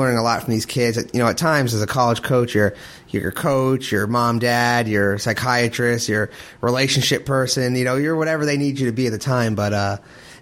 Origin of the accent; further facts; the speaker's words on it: Rhode Island, United States; now in Kentucky, United States; I'm originally from Rhode Island.